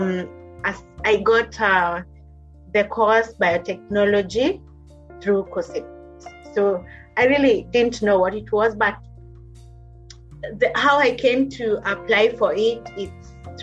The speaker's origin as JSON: {"language": "English", "country": "Kenya", "tie": "born or raised there", "also_born_or_lived": "Kitui County, Kenya", "moved": "as an adult", "lives_now": "Liverpool, United Kingdom", "said": "I'm a Kenyan by origin, Kenyan. So I was born in Kitui County"}